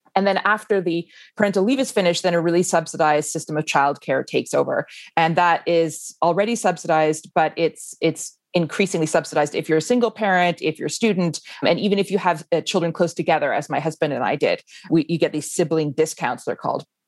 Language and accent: English; Canada; moved away as an adult; now in Iceland; foreign born, like I am, I grew up in Canada